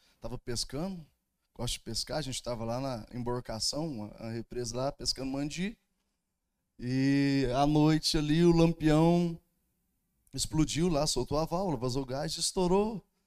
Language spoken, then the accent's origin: Portuguese; Uberlândia, Minas Gerais, Brazil; Sou lá de Uberlândia, pastorei a igreja lá no bairro do Almir